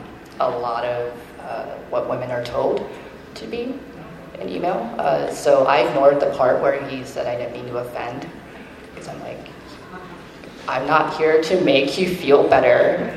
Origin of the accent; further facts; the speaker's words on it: United States; I'm not from China. I'm actually born in the U.S.